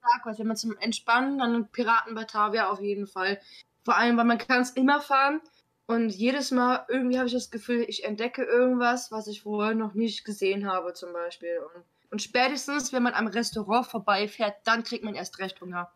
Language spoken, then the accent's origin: German; North Rhine-Westphalia, Germany; moved away; Phantasialand ist ja eigentlich sogar mein alter Homepark. Ich komme ja eigentlich aus Nordrhein-Westfalen